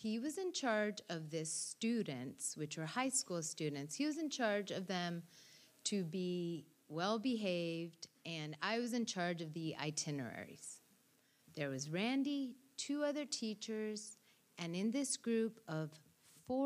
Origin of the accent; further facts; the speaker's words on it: Rome, Lazio, Italy; moved away; Rome is my city